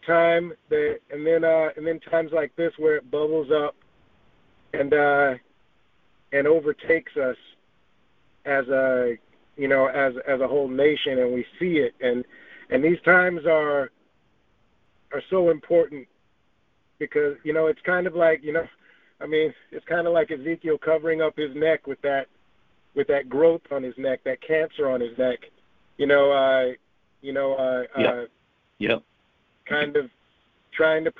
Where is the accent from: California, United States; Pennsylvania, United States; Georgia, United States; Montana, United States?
Georgia, United States; also born or lived in Los Angeles, United States; born and raised most of my formative years in Georgia